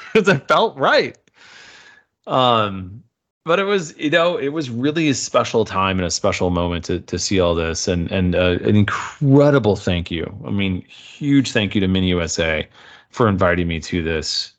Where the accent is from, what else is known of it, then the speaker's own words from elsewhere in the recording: United States; as an American